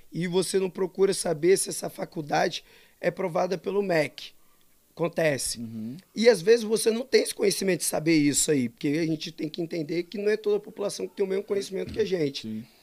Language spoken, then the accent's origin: Portuguese; Macaé, Rio de Janeiro, Brazil; also born or lived in Espírito Santo / Bahia; now in Domingos Martins, Brazil; eu sou de Macaé, Rio